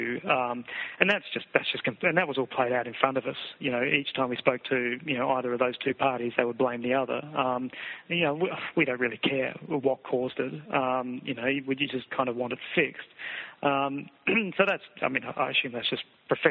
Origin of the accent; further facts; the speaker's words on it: Adelaide, South Australia, Australia; moved away; we're both from Adelaide.